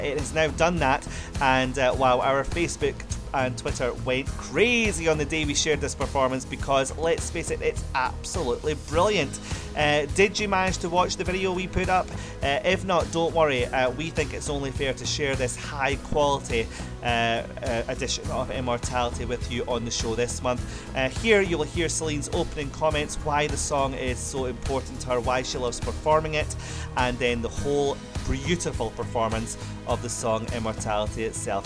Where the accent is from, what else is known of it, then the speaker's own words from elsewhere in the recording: Scotland, United Kingdom; my home country of Scotland